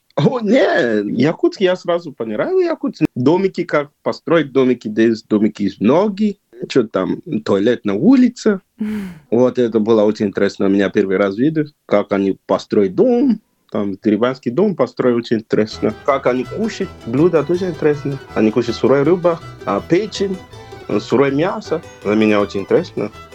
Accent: Nigeria; Russian is a second language; moved away as an adult; also born or lived in China; now in Yakutsk, Russia; Я сам из Нигерии, Западной Африки

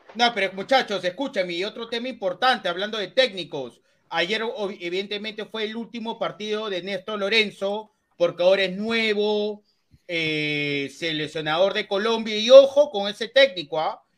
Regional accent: Peru; yo como peruano

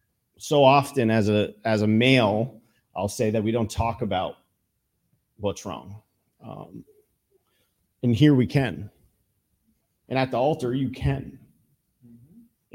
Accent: Georgia, Vermont, United States; I am a true Vermonter, born and raised

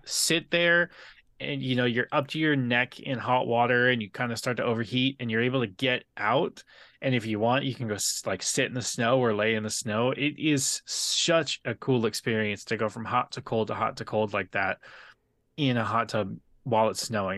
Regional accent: San Diego, California, United States; I grew up in Terre Santa

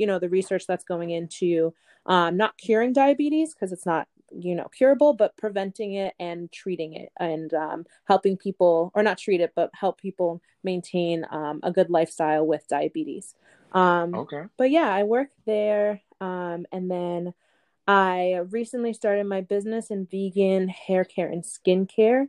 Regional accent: Boston, Massachusetts, United States; also born or lived in Ithaca, New York; I was born and raised in the Boston area.

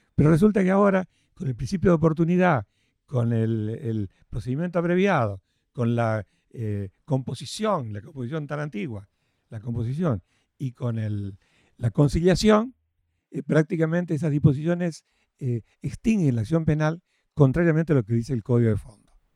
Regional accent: Rafaela, Santa Fe, Argentina; yo soy oriundo de Rafaela, Santa Fe

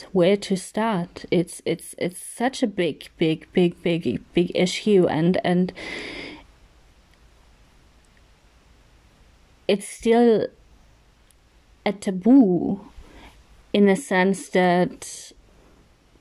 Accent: Austria; English is a second language; also born or lived in Spain / Switzerland; born and raised in Austria, but not solely in Austria. I also live part-time in Spain and Switzerland, so I grew up pretty international.

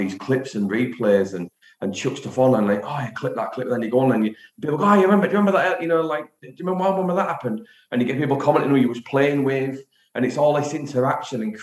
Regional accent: Hull, Yorkshire and the Humber, United Kingdom; now in Driffield, United Kingdom; I'm from Hull

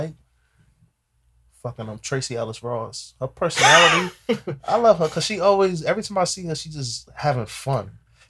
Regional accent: Ghana; You know, I'm from Ghana, that's my Ghanaian.

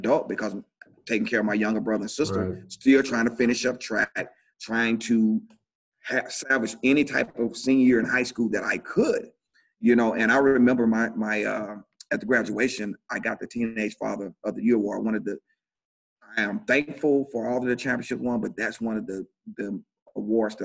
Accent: Shannon, Mississippi, United States; moved away as an adult; now in Montgomery, United States; I grew up in a small town called Shannon, Mississippi

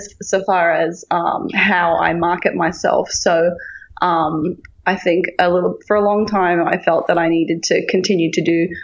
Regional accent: Tasmania, Australia; moved away; my hometown in Tassie

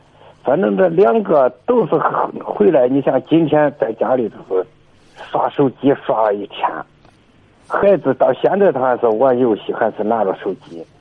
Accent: Luoyang, Henan, China; 我是河南洛阳的，

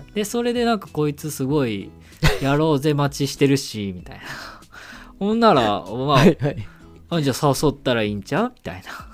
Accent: Kyoto, Japan; accent: Kansai dialect; moved away as an adult; now in Tokyo, Japan; 出身が京都なんでまあこうちょっと関西弁で

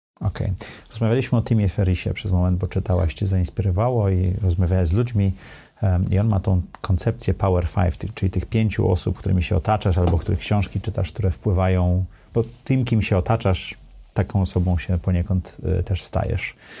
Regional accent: Sopot, Pomeranian Voivodeship, Poland; now in Warsaw, Poland; Ja jestem z Dolnego Sopotu, tak, z Gwardii Ludowej

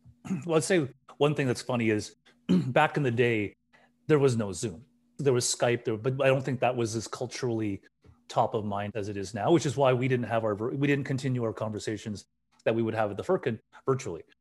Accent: Burnaby, British Columbia, Canada; growing up in Burnaby, it's a life that I knew

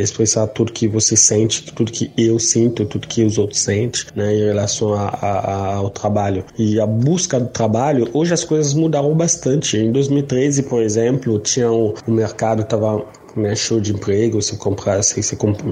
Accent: DR Congo; moved away as an adult; now in Brazil; eu sou da República Democrática do Congo. Faz exatamente cinco anos que eu estou no Brasil

